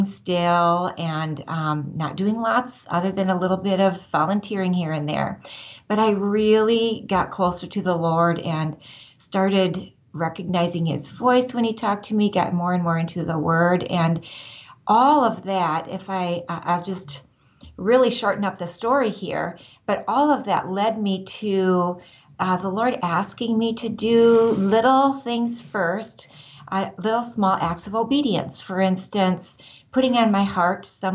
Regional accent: Northwest Iowa, United States; I grew up in Northwest Iowa

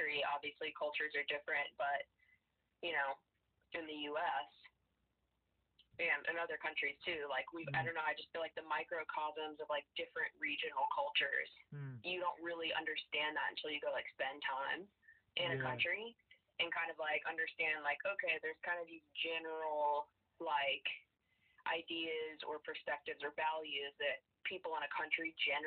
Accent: the South, United States; accent: Southern; moved away; I grew up in the South in the U.S. and you can probably hear my Southern accent

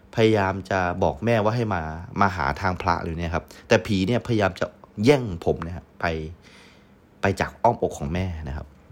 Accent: Yala, Thailand; also born or lived in Hat Yai, Songkhla; ตอนที่ผมเกิดที่โรงพยาบาลยะลา

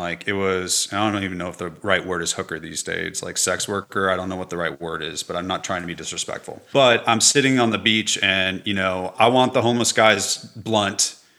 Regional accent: Los Angeles, California, United States; California. In Los Angeles.

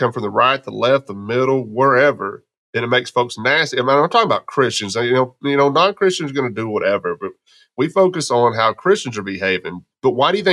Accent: Texas, United States; also born or lived in Arkansas; now in Memphis, United States; I grew up in Texas

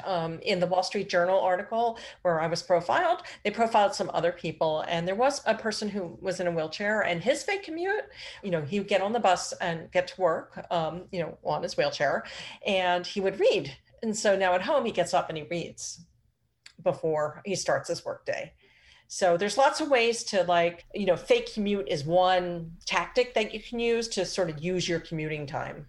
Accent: Philadelphia, Pennsylvania, United States; moved away; I grew up in Phil, the Philly area.

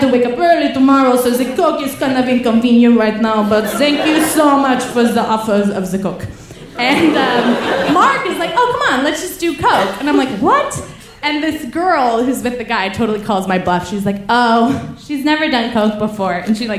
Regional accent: Paris, Île-de-France, France; I'm like, oh, the thing is I'm from Paris so I cannot tell you where to go, but I would if I could, you know, man.

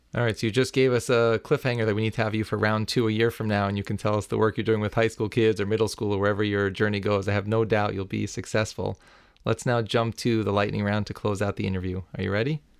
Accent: New York, United States; As a New Yorker for my whole life

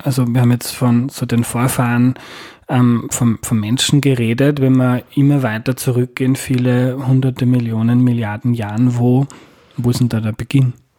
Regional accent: Austria; als Österreicher

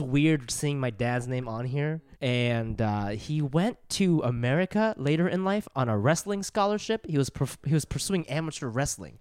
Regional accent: Columbus, Ohio, United States; where I grew up in Columbus

